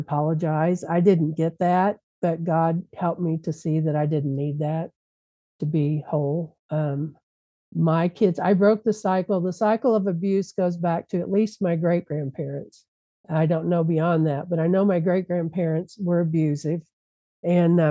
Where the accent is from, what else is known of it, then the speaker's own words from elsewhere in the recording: Louisville, Kentucky, United States; moved away; I'm from Louisville, Kentucky, and my parents were still in Louisville.